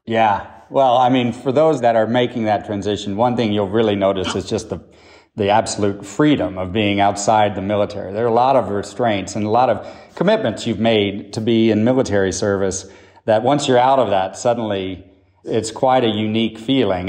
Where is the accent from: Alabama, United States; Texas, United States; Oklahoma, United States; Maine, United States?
Oklahoma, United States; moved away as an adult; also born or lived in Boston; I grew up in Oklahoma